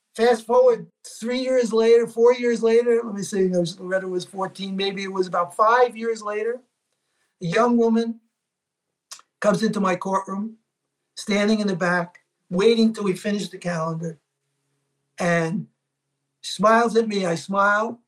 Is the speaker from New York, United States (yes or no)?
yes; New York City, New York, United States; I grew up in Little Italy